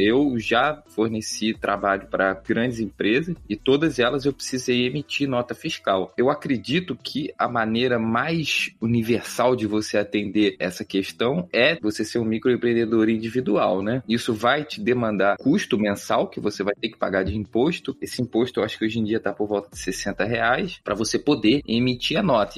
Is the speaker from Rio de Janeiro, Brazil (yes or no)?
yes; Rio de Janeiro, Brazil; eu sou do Rio de Janeiro, aqui no Rio